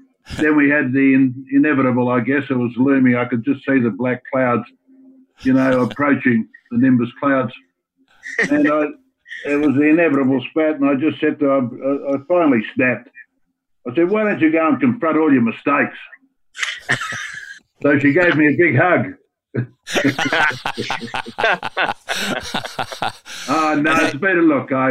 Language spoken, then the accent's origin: English; Australia; being Australian